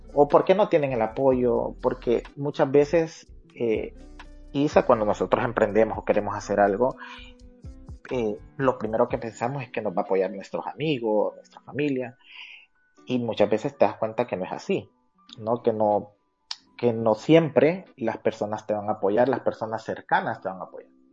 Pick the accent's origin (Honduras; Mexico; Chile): Honduras; San Pedro Sula, Cortés; realmente nací en, en, la ciudad cívica de Honduras, así le llaman a la ciudad donde, de donde soy, eh, Panchito Lloro, pero desde muy temprana edad me mudé a la capital industrial de Honduras, a San Pedro Sula